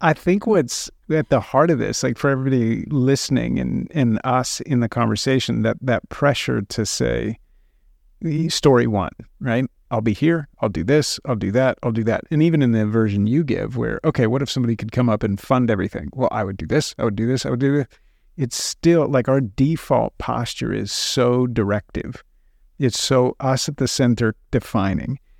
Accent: United States; we're American Christians

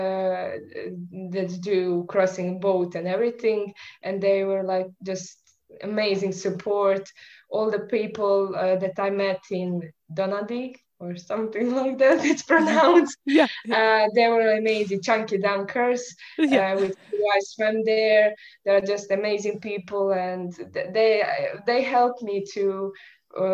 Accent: Croatia; I'm from Croatia, which is quite small country

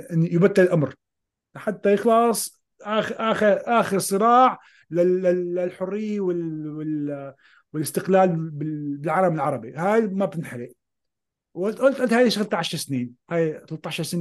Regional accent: Syria; moved away; انا طلعت من سوريا خيو بدي احكي لك بكل صراحه

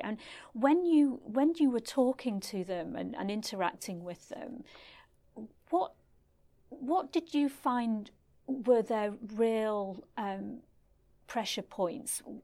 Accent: Stretford, North West England, United Kingdom; moved away as an adult; now in Singapore; I'm from Stretford in Manchester, and never in my life did I expect to be propelled halfway across the world and end up living in Singapore.

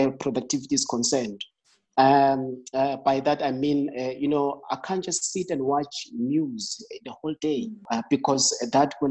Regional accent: Emakaya, Mpumalanga, South Africa; I grew up in the farm. I'm from Emakaya, back in Mpumalanga

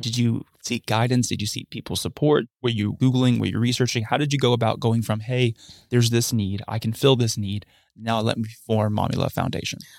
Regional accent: Huntsville, Alabama, United States; I've grown up in Huntsville my entire life. Haven't left, went to school here myself too

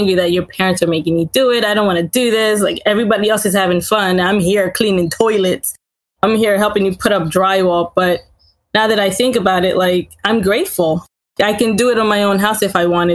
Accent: Laurel, Delaware, United States; also born or lived in Haiti; I was born in Haiti, came here when I was about 3 or 4 years old. My family has lived in Laurel, Delaware pretty much all my life

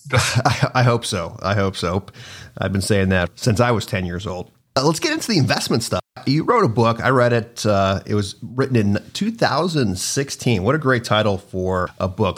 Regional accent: Cleveland, Ohio, United States; also born or lived in New York / Cincinnati; I was born in New York, but I was really raised in, in Cleveland, spent a lot of time in Cincinnati

